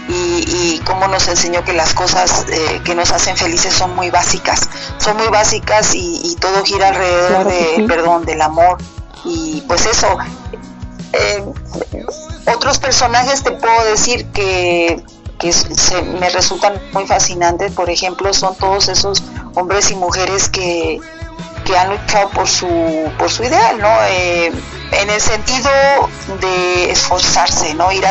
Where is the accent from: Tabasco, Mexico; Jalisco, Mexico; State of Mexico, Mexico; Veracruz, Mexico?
State of Mexico, Mexico; also born or lived in Saltillo / Durango / Monterrey; yo voy creciendo en diferentes lugares, en Saltillo unos cuantos años, después en Durango, en Monterrey, y finalmente me termino, eh, se podría decir que soy más de la Ciudad de México, ¿verdad? Del Estado de México, el área de satélite, Sateluca.